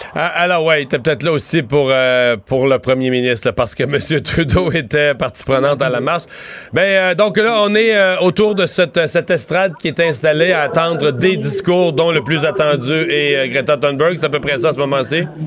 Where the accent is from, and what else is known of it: Rimouski, Quebec, Canada